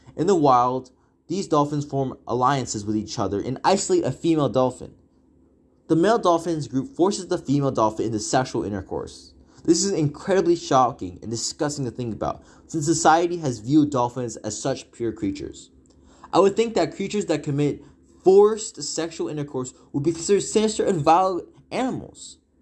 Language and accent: English; Walnut Creek, California, United States; I am from the Bay Area, more specifically Walnut Creek